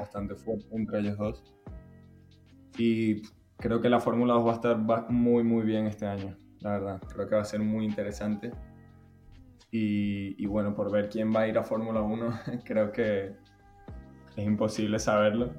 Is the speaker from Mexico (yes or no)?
no; Spain; also born or lived in Venezuela; todos como españoles